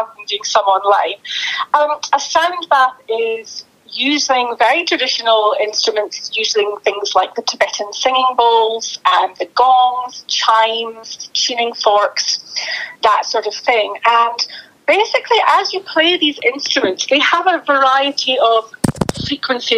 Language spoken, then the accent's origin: English; Aberdeen, Scotland, United Kingdom; moved away as an adult; also born or lived in Dubai / south of England; now in northeast Scotland, United Kingdom; I'm from Aberdeen City. And lived there up until I was in my early 20s